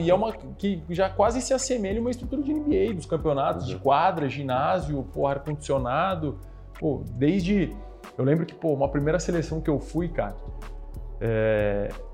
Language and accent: Portuguese; São Paulo, Brazil; also born or lived in Araraquara; sou daqui de São Paulo, né? Natural uhum. aqui de São Paulo